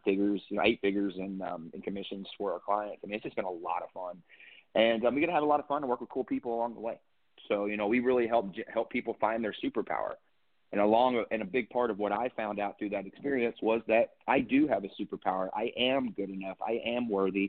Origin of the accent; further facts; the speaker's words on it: Eastern Kentucky, United States; now in Texas, United States; I grew up in Eastern Kentucky